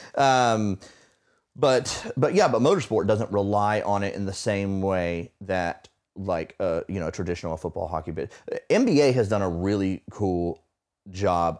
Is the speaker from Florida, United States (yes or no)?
yes; Florida, United States; moved away; I grew up in Florida, which is true, 'cause we don't have seasons